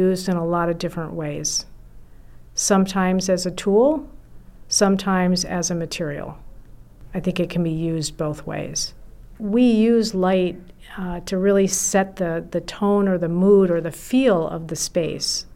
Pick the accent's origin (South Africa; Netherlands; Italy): Italy; Milan, Lombardy; also born or lived in Notre Dame; now in Minneapolis, United States; Growing up in Italy had a profound impact on me